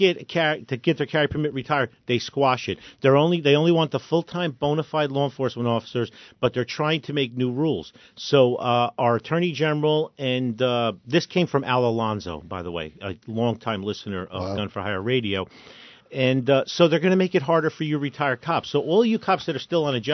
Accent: Newark, New Jersey, United States; I grew up in Newark

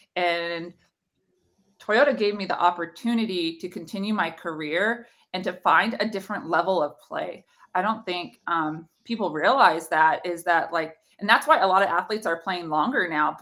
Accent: NorCal, California, United States; I played for the Selena Storm and it was just, like, my hometown club organization

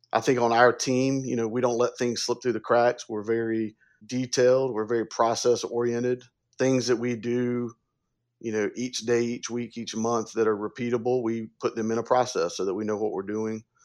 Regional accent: upstate South Carolina, United States; I'm from the South. I was born and raised in upstate South Carolina

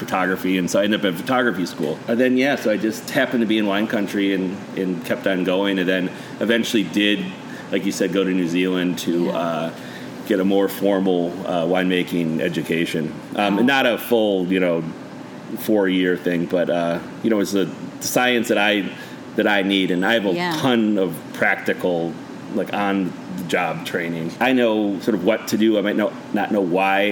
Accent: Mequon, Wisconsin, United States; moved away as an adult; also born or lived in Santa Barbara; now in California, United States; I grew up in Mequon, Wisconsin, which is a suburb of Milwaukee.

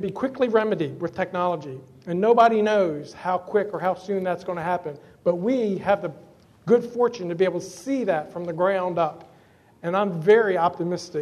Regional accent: Southern Maryland, United States; I grew up in Southern Maryland. I'm a fourth-generation tobacco farmer

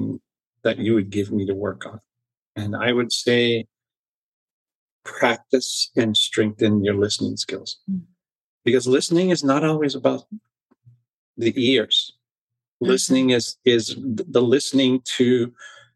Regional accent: Hawaii, United States; also born or lived in Mount Shasta / New Zealand; now in Sedona, United States; I grew up in Hawaii

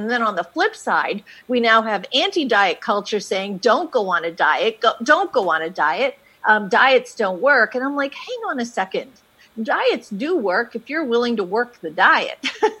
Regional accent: Canada; now in United States; But then we moved to the States, and I wasn't able to work in the States. I came from Canada, actually, and so I went to law school.

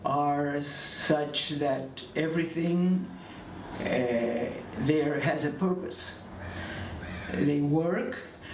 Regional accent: Argentina; also born or lived in Belgium; I was born in Belgium, but as a toddler. I mean, or actually I was 4 years old when my parents decided to move to Argentina.

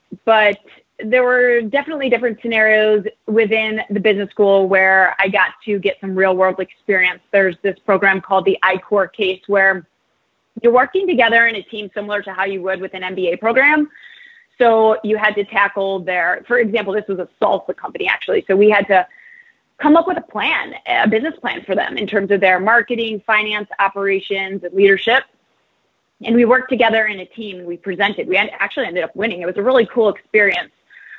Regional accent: St. Louis, Missouri, United States; also born or lived in Chesterfield, Missouri; I grew up in St. Louis and lived in Chesterfield, Missouri.

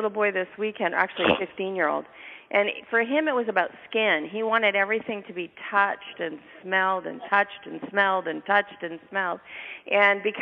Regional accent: Winnipeg, Manitoba, Canada; that's my hometown. That's where I grew up.

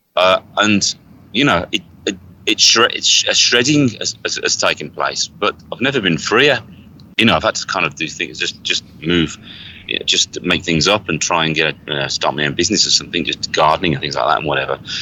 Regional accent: Birmingham, West Midlands, United Kingdom; now in United States; I'm from Birmingham, uh, England

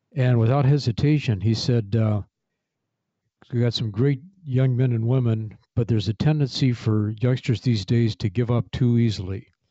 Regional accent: Kankakee, Illinois, United States; moved away as an adult; this is my hometown of Kankakee, Illinois.

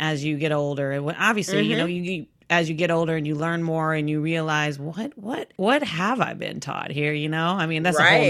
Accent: Texas, United States; I'm from Texas and I'm from the South.

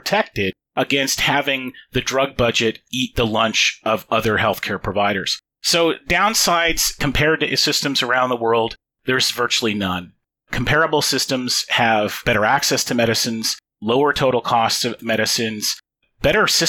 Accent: Canada; I'm a Canadian

